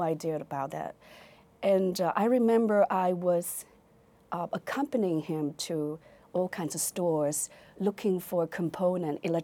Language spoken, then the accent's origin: English; Fuzhou, Fujian, China; English is a second language; moved away as an adult; also born or lived in Beijing; now in United States; I was born in Fuzhou, Fujian province, China